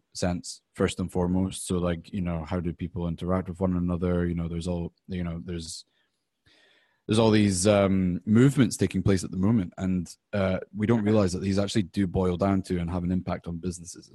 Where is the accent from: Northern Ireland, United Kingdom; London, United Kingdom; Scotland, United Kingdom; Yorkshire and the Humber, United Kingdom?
Scotland, United Kingdom; now in United States; I'm from the UK, I'm from Scotland